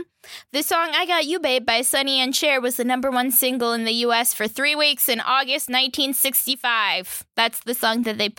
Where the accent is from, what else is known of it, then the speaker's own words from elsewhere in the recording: Florida, United States; I was born and raised in Florida where winter doesn't exist.